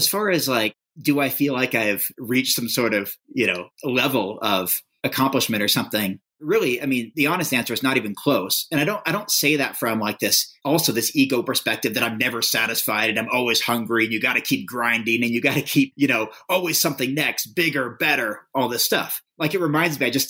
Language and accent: English; United States; I'm a white male growing up in America